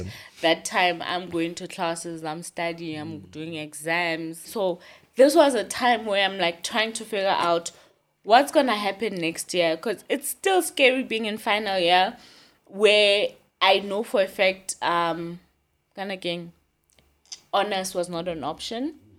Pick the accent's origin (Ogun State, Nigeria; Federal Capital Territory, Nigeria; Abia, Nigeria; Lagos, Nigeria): Federal Capital Territory, Nigeria; Gwagwa; Like, I'm from Gwagwa, but I don't have a life in Gwagwa.